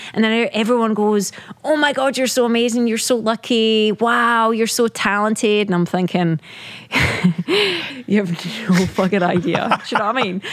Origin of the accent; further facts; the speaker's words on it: Scotland, United Kingdom; moved away; growing up in in the UK, right? Being British.